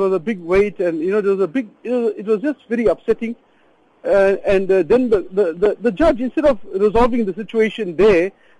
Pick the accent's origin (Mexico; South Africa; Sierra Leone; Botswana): South Africa; Durban, KwaZulu-Natal; I'm from Durban, so I went visiting relatives in Johannesburg